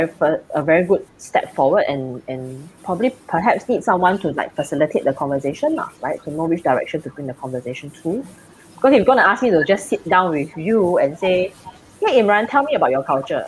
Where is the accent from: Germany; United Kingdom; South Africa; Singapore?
Singapore